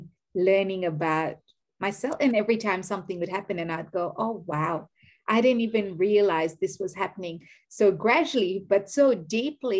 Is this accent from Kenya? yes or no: yes; Kenya; also born or lived in Gujarat; now in Australia; I am Kenyan by nationality. I'm Indian by ethnicity, or Gujarati by ethnicity